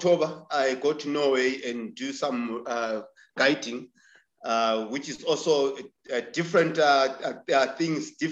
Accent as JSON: {"language": "English", "town": "Victoria Falls", "region": "Matabeleland North", "country": "Zimbabwe", "tie": "born or raised there", "said": "Born and bred in Vic Falls. I'm from a village close to Victoria Falls called Sizinda. I grew up there."}